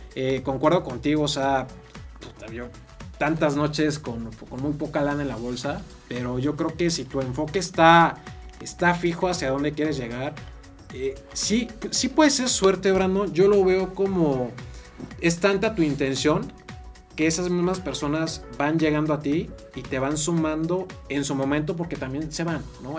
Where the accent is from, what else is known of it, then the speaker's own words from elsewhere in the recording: Actopan, Hidalgo, Mexico; moved away; also born or lived in Querétaro; soy originario de Actopan Hidalgo